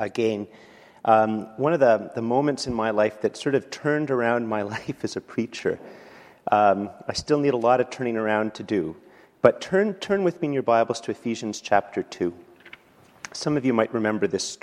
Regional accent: Canada; I'm a Canadian

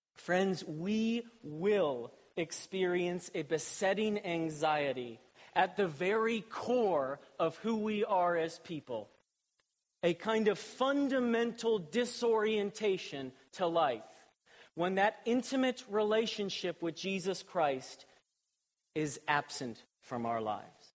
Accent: Columbus, Ohio, United States; I was born and raised in Columbus, Ohio.

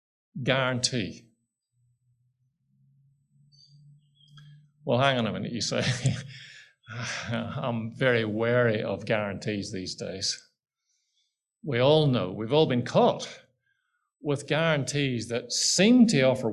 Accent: Ireland; I'm Irish

